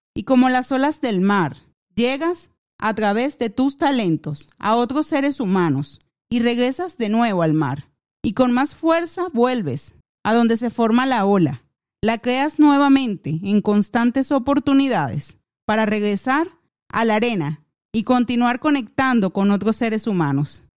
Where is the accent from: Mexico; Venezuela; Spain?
Venezuela; Venezuelan Andes; mis recuerdos que atesoro con toda mi alma, como lo son los momentos hermosos, paisajes y tradiciones de mi tierra